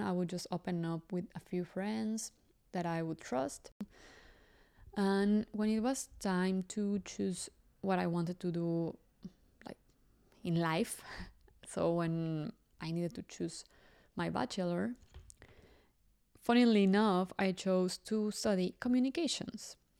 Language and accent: English; Mexico City, Mexico; English is a second language; I grew up in Mexico City, and, well, most of you know that I'm Mexican.